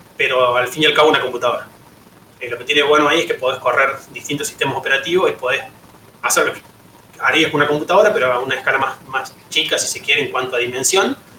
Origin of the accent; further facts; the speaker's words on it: La Rioja, Argentina; now in Córdoba, Argentina; soy de La Rioja, me vine a Córdoba en 2005